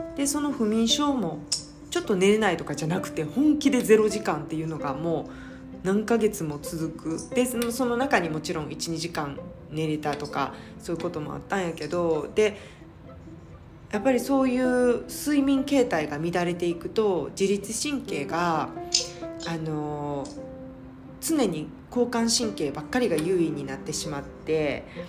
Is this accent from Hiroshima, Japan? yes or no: no; Hyogo, Japan; moved away as an adult; also born or lived in Osaka / United Kingdom; now in Singapore; 生まれは大阪で兵庫県育ちですでえっ、ー、とずっと兵庫県で育って